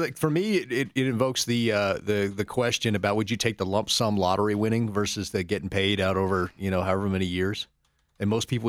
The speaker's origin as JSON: {"language": "English", "region": "Arkansas", "country": "United States", "tie": "born or raised there", "said": "growing up in Arkansas"}